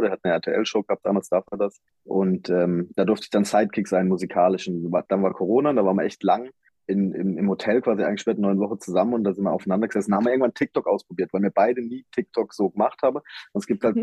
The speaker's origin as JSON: {"language": "German", "area": "Black Forest", "region": "Baden-Württemberg", "country": "Germany", "tie": "born or raised there", "said": "ich komme ja aus dem Schwarzwald, ich bin im Schwarzwald geboren, ich bin da aufgewachsen"}